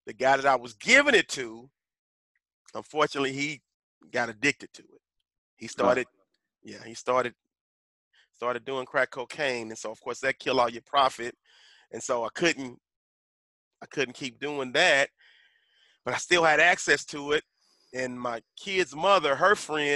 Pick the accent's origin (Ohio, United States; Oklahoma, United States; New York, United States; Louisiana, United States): Oklahoma, United States; Tulsa; I grew up in North Tulsa, which in Tulsa is the ghetto